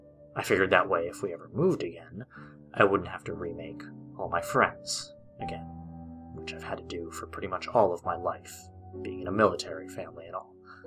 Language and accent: English; Hawaii Kai, Hawaii, United States; I had moved away from my hometown of Hawaiʻikai. It's a small community on the even smaller island of Oahu, located on the ever-warm Hawaii.